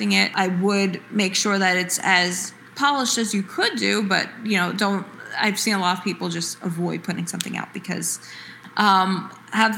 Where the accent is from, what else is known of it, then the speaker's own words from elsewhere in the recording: Woodbridge, New Jersey, United States; I was actually a sixth generation to be born and raised in the Woodbridge part of New Jersey, and then the first generation to move to another town.